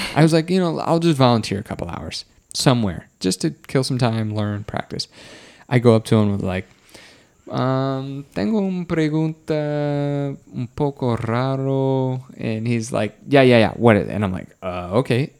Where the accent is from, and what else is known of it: Wisconsin, United States